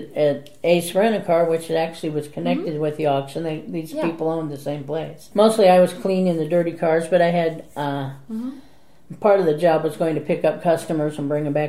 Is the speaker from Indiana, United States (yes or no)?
yes; Fort Wayne, Indiana, United States; Fort Wayne, Indiana.